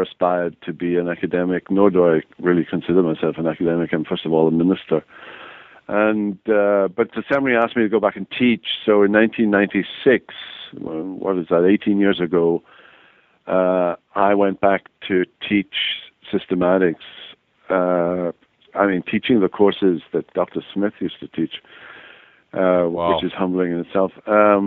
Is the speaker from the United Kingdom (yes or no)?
yes; Wales, United Kingdom; moved away as an adult; now in United States; I grew up in Wales